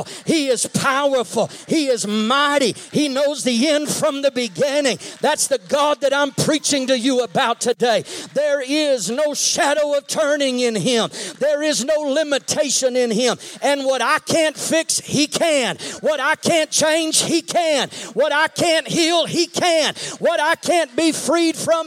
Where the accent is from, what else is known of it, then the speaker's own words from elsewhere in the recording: Texas, United States; I grew up in Texas